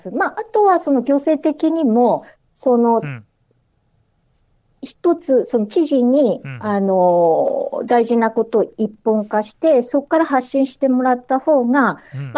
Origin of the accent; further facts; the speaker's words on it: Miyagi, Japan; あ私宮城県